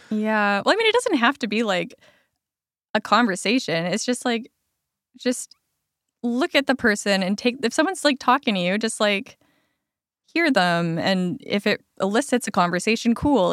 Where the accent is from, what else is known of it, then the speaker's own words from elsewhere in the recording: Alberta, Canada; now in Lower Mainland, Canada; I grew up in Alberta.